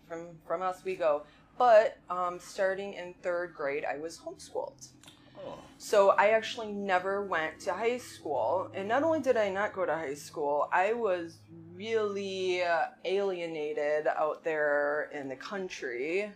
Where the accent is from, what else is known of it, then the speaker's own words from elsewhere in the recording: Oswego, United States; So, I grew up in Oswego.